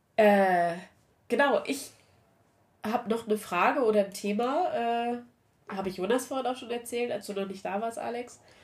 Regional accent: Saxony-Anhalt, Germany; Ich komme aus Sachsen-Anhalt.

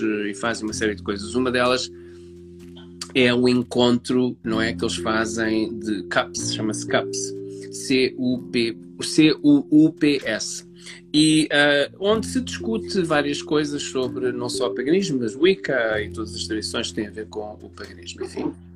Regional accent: Portugal; somos portugueses

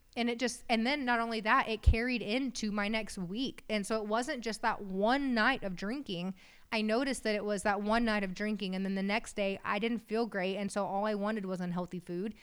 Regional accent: West Texas, United States; We're from West Texas. My dad's a farmer

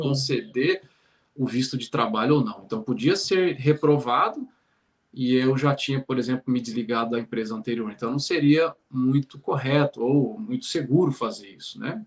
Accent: São Paulo, Brazil; moved away as an adult; also born or lived in Espírito Santo / Ceará / Bahia; now in Ireland; Eu sou natural de São Paulo, né? Então, é, morei lá até os 18 anos

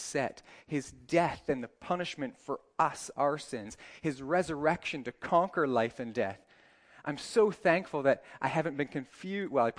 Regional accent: Northern Ireland, United Kingdom; moved away as an adult; also born or lived in Canada; now in United Arab Emirates; live in the UAE, Canadian, but live most of my life in Ireland

